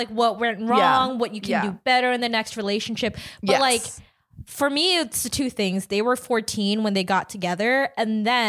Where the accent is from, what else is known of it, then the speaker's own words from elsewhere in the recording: Philippines; Because, I'm from the Philippines, right? And in the Philippines, because of pretty strict religious laws, you can't ever divorce someone.